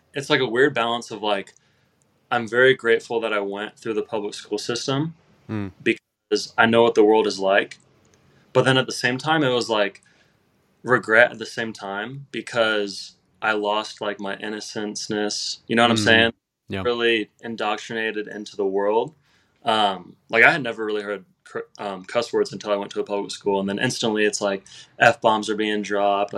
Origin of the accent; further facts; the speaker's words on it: Indiana, United States; I'm from Indiana.